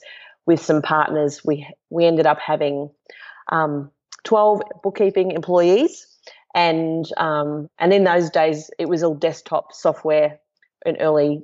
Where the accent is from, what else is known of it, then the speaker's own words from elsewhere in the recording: Brisbane, Queensland, Australia; now in Gold Coast, Australia; I grew up in Brisbane and moved to the Gold Coast